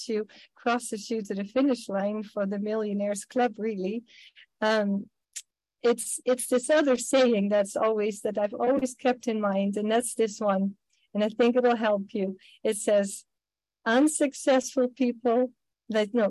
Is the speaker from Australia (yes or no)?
no; Netherlands; English is a second language; now in United States; I am from Holland originally, I guess I still am